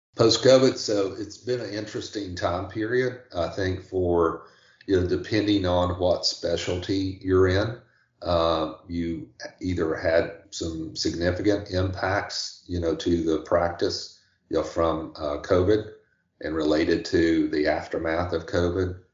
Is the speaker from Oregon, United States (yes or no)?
no; Tennessee, United States; moved away as an adult; now in Charleston, United States; I'm originally from Tennessee